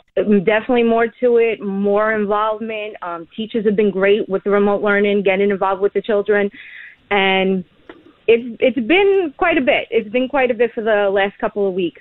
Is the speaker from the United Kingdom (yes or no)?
no; New York City, New York, United States; I'm from Staten Island